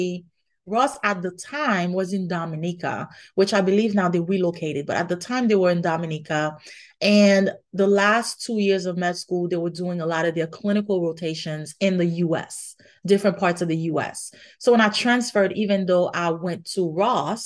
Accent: Haiti; moved away; I grew up in Haiti

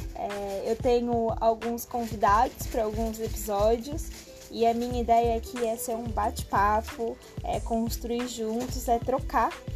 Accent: São Paulo, Brazil; moved away as an adult; now in Caraíva, Brazil; eu sou paulista, paulista da gema, paulista da capital

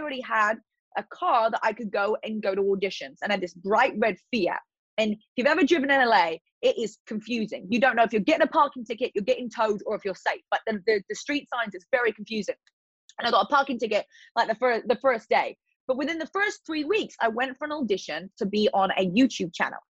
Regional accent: Eastbourne, South East England, United Kingdom; accent: British; moved away as an adult; now in United States; my hometown in Eastbourne

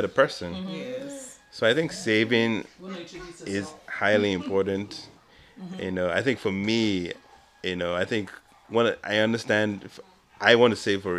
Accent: Nigeria; moved away; myself growing up in Nigeria

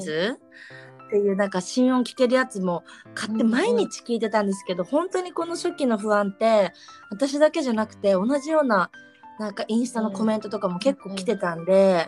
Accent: Hokkaido, Japan; moved away; うちあの北海道出身なんですけど

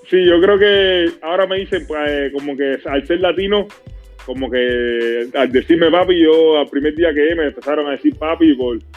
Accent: Cuba; es, un orgullo muy grande, porque soy cubano 100%. Para mí todo segundo, todo minuto que yo pueda de una forma u otra representar a mi país, para mí es un honor bien grande.

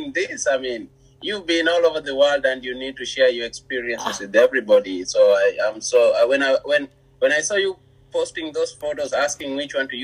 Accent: Nairobi, Kenya; I was born and raised in Kibera.

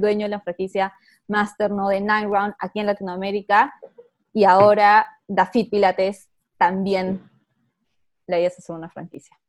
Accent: Peru; soy peruana

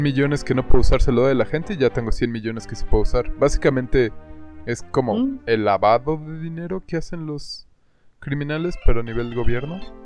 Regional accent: Mexico; somos mexicanos

